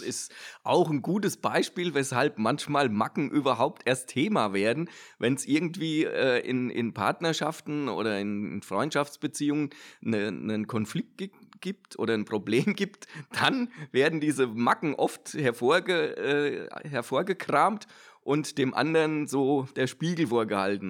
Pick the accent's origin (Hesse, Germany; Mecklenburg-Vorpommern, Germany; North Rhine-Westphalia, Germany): Hesse, Germany; Odenwald; ich komme ja aus dem Odenwald